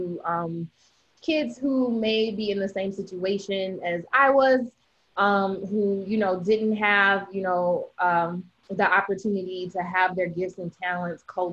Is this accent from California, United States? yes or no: no; Detroit, Michigan, United States; now in Orlando, United States; I'm born and raised in Detroit, Michigan. Currently live in Orlando